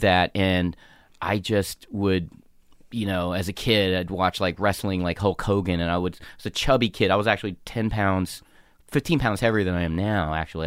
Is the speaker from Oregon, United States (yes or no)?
no; North Carolina, United States; moved away as an adult; I'm a small Asian kid with anger issues growing up in North Carolina